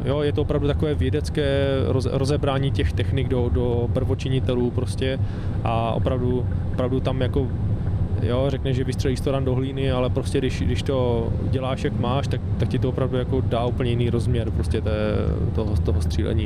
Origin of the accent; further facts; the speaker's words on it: Czechia; jsme Češi